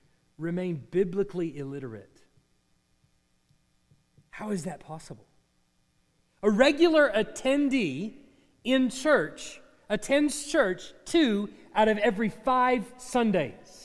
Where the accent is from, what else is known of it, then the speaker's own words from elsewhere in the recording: United States; we have it as American Christians